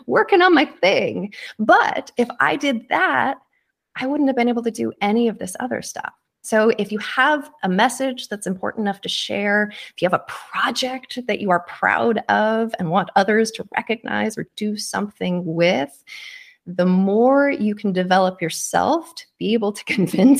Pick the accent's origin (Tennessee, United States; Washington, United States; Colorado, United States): Washington, United States; Kitsap Peninsula; I grew up on the Kitsap Peninsula across the water from there